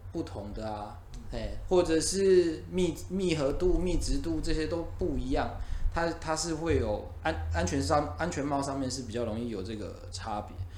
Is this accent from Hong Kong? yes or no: no; Taiwan; 我们台湾人